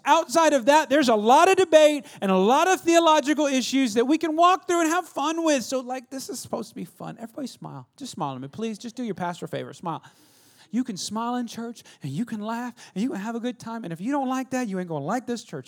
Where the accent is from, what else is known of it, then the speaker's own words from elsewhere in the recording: California, United States; now in Texas, United States; California where I'm from.